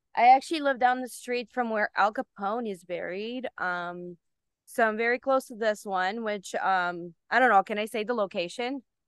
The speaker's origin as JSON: {"language": "English", "country": "Bulgaria", "tie": "born or raised there", "also_born_or_lived": "Germany", "moved": "yes", "said": "I was born in Germany, then we moved to Bulgaria"}